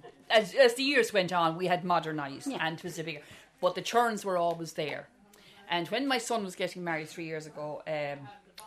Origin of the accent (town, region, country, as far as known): North Tipperary, Munster, Ireland; born or raised there; moved away as an adult; now in Offaly, Ireland